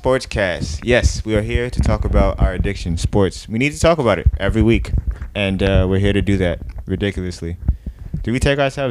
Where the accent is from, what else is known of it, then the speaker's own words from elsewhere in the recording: New York City, New York, United States; because we are from Brooklyn